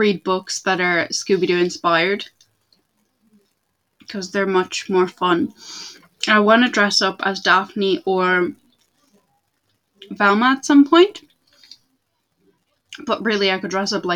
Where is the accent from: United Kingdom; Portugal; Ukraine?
Portugal; I am from Portugal. I am the Portuguese